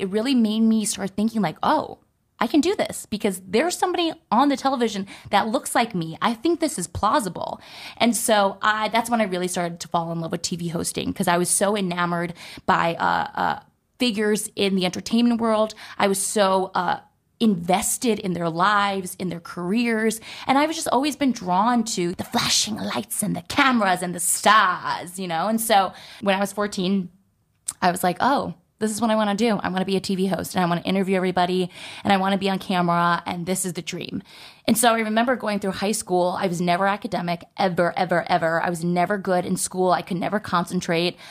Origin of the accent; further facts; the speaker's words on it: New Jersey, United States; I was born and raised in New Jersey.